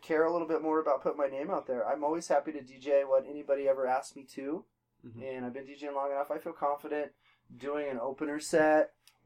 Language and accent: English; Colorado Springs, Colorado, United States; I was actually born at the Air Force Academy Hospital in Colorado Springs. Born and raised in Colorado Springs